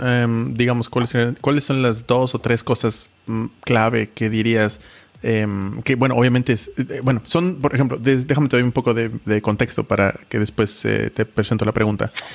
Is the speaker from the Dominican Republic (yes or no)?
no; Mexico; moved away; also born or lived in Germany; como mexicano